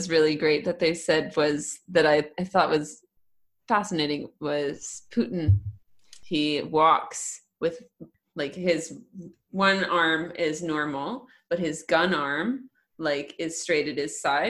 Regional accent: United States; moved away; also born or lived in Germany / China; as an American, who always smiles and is like, please like me, please like me.

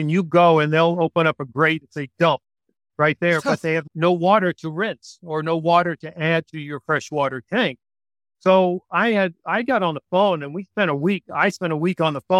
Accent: East Coast, United States; moved away; also born or lived in California; I'm from the East Coast.

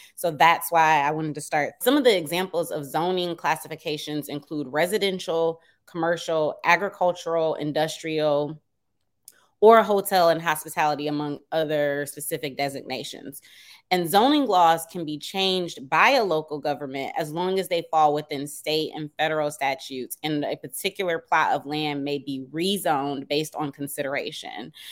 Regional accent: Detroit, Michigan, United States; now in Washington, D.C., United States; I live in D C, but I'm originally from Detroit

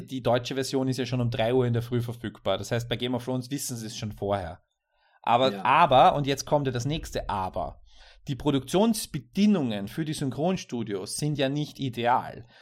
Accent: Austria; als Österreicher

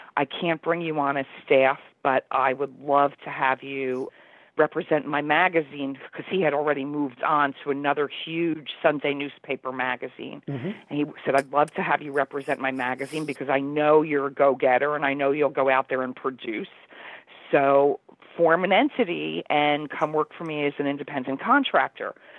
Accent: Union, New Jersey, United States; now in New York City, United States; I grew up in Union, New Jersey, which is about 15 minutes from New York City

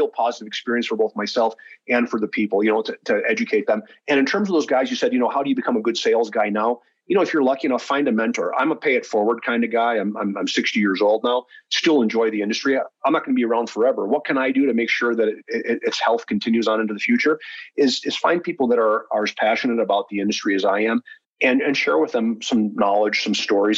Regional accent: near Buffalo, New York, United States; moved away as an adult; I grew up in New York State, but, you know, near to Buffalo.

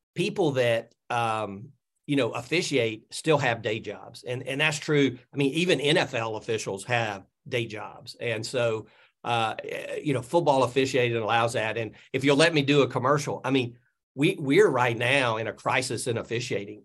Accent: Birmingham, Alabama, United States; I grew up in Birmingham area, I moved back to Birmingham

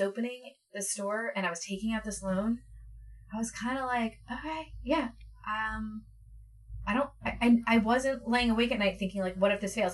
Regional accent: Philadelphia area, Pennsylvania, United States; also born or lived in New York; I grew up here

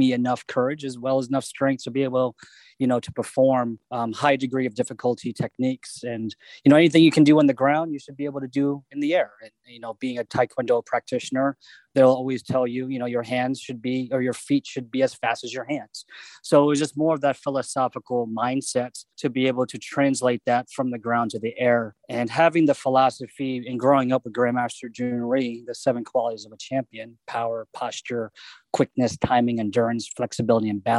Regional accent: Annapolis, Maryland, United States; I'm born and raised in Annapolis, Maryland.

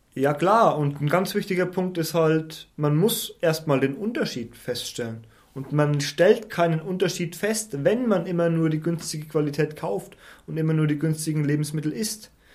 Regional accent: Schwarzach am Main, Bavaria, Germany; Ich komme aus einem schönen ländlichen Ort namens Schwarzach. Da gibt es diese ganz berühmte Benediktiner, Benediktinerabtei

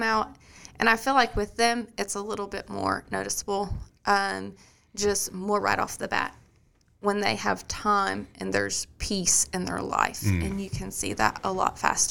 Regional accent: Kentucky, United States; moved away as an adult; now in Robertson County, United States; I'm from Kentucky

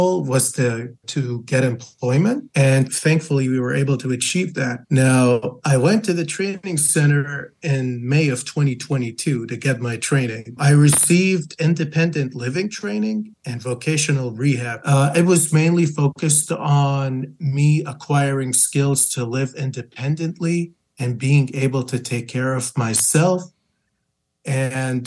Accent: Lebanon; moved away as an adult; now in Michigan, United States; I moved to Michigan from my home country of Lebanon with my family back in October 2021. And at that time, I had just received my bachelor's.

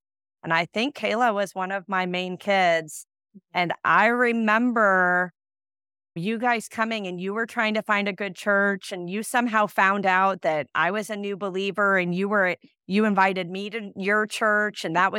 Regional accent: Midwest, United States; I grew up in America. I grew up in the Midwest.

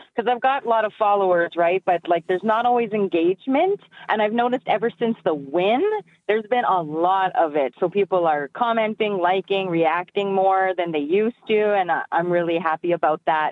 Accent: northern Alberta, Canada; now in Edmonton, Canada; I'm originally from the Treaty 8 territory in northern Alberta

